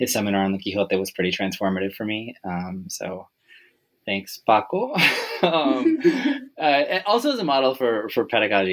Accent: Western Massachusetts, United States; I'm from originally from Massachusetts, Western Mass

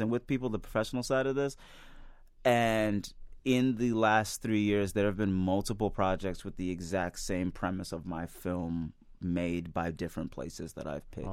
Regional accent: Midwest, United States; I'm a Midwesterner

